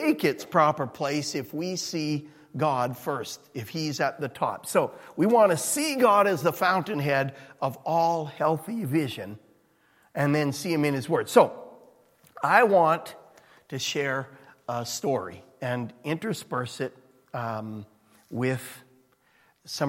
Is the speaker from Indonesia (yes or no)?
no; Edmonton, Alberta, Canada; moved away; I'm from Edmonton